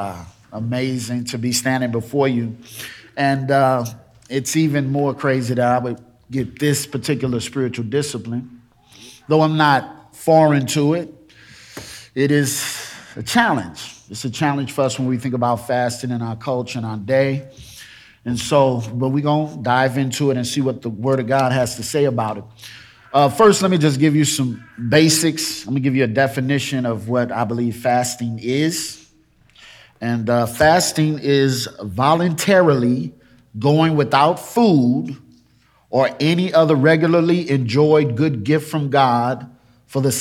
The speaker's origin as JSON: {"language": "English", "town": "St. Louis", "region": "Missouri", "country": "United States", "moved": "yes", "said": "when I moved here, I realized that, man, I'm in a whole nother culture because I'm from St. Louis"}